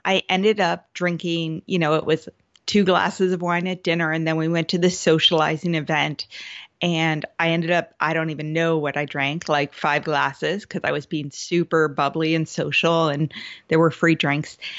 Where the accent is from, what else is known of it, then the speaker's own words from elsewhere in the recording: Seattle, Washington, United States; I'm from the Seattle area as well.